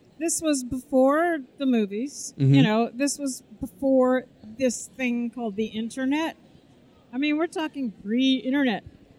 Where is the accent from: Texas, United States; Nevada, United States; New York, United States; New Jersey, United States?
New Jersey, United States; Wyckoff; boring little Catholic girl raised in New Jersey, suburbia.